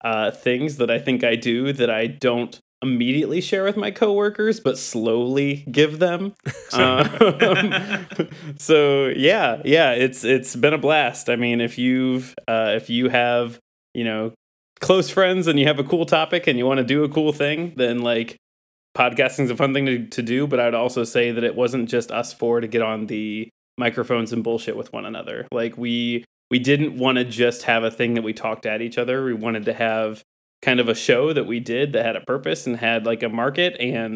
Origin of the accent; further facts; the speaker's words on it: Northwest Ohio, United States; I grew up in Northwest Ohio